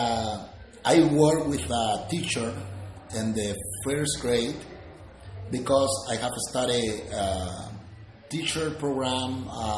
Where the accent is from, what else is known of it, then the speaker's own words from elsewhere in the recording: Panama; English is a second language; I am from Panama